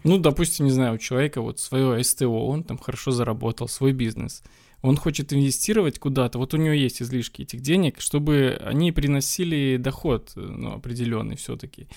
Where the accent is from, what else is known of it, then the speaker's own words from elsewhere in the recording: Belarus; я сам из Беларуси, и у нас всегда все собирают в бумажном долларе